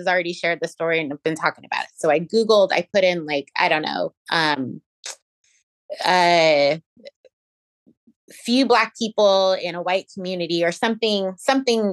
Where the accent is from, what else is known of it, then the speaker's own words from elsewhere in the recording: West Linn, Oregon, United States; also born or lived in California; growing up in West Lynn